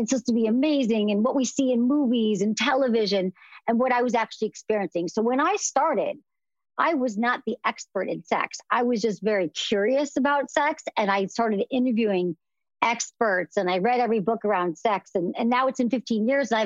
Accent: Midwest, United States; I'm from the Midwest.

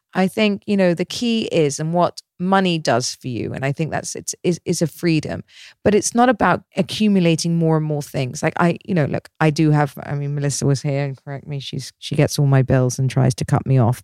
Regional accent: Dorset, South West England, United Kingdom; now in Dubai, United Arab Emirates; I grew up in Dorset in the middle of nowhere.

